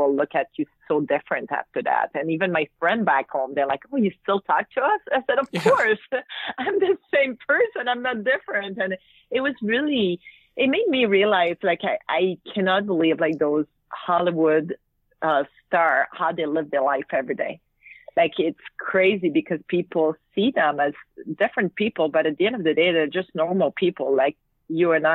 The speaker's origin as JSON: {"language": "English", "region": "Quebec", "country": "Canada", "second_language": "English", "said": "I was from Quebec and I speak French"}